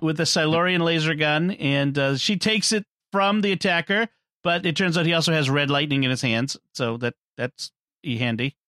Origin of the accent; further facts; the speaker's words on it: Boston, Massachusetts, United States; I'm from Boston